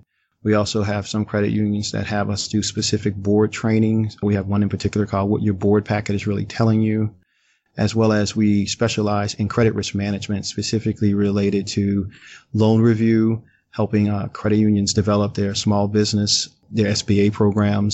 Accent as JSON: {"language": "English", "town": "New Orleans", "region": "Louisiana", "country": "United States", "accent": "drawl", "said": "I'm originally from New Orleans, Louisiana, so you'll hear my drawl every now and then in terms of you'll hear a couple of y'alls"}